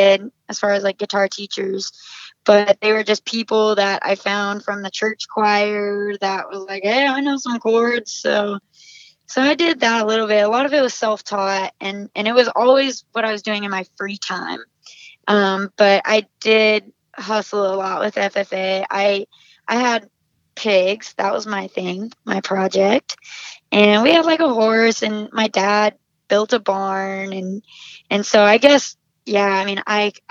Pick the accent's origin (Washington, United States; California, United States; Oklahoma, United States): Oklahoma, United States; Southwest; moved away as an adult; now in Nashville, United States; my little farming community hometown